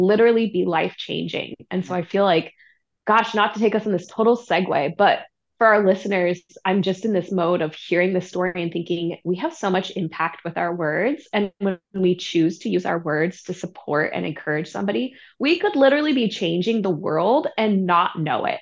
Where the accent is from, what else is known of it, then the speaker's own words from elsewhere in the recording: Santa Barbara, California, United States; I grew up in Santa Barbara, California.